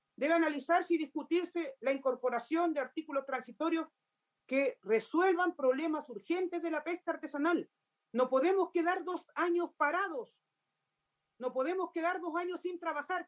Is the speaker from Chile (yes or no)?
yes; Los Muermos, Los Lagos, Chile; soy de la región de Los Lagos, comuna de Los Muermos